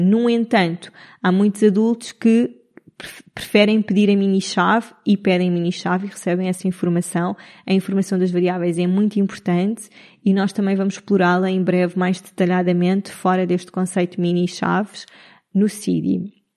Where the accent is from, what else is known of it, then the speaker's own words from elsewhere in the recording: Cascais, Lisbon, Portugal; moved away as an adult; also born or lived in Italy / United Arab Emirates / Madeira; now in Nazaré, Portugal; sou de Lisboa, cresci a vida toda em Cascais